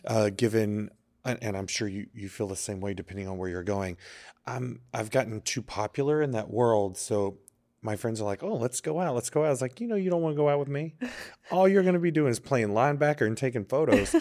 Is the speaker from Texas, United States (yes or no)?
yes; Texas, United States; also born or lived in Chelsea, New York; now in New York, United States; I'm from Texas